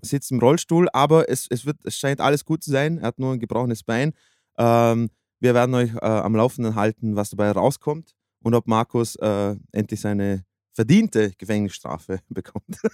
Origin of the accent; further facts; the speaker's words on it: Austria; als Österreicher